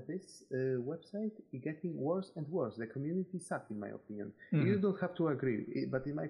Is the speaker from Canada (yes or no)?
no; Poland; English is a second language; I'm from Poland.